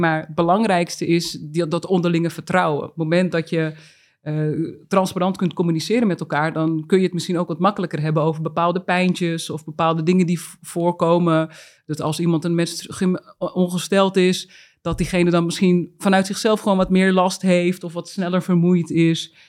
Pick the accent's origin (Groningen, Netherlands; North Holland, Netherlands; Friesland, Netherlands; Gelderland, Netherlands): North Holland, Netherlands; Uithoorn; ik ben ook echt opgegroeid in Uithoren bij de Legmeervogels